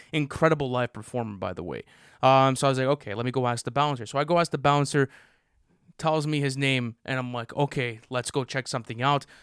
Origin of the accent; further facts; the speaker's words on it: Canada; we're Canadian